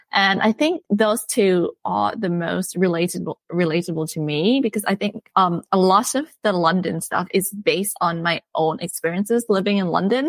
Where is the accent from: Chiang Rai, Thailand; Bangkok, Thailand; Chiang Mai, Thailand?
Bangkok, Thailand; I'm from Bangkok, Thailand. So I grew up in Bangkok